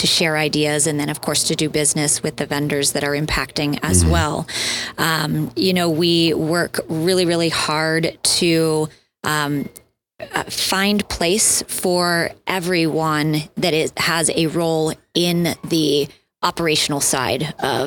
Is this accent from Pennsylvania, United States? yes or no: yes; Erie, Pennsylvania, United States; moved away as an adult; also born or lived in Colorado; I grew up in Erie, McConnell's Mills, you know, some great climbs here in the area. And then I moved out to Colorado after college